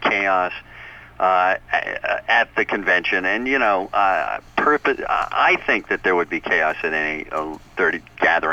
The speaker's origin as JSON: {"language": "English", "region": "New York", "country": "United States", "said": "I'm from New York"}